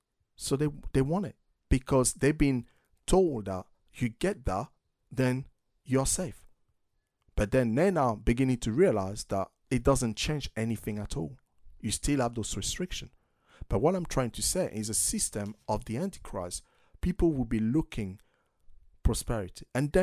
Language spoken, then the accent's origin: English; United States; So, you know, I'm American.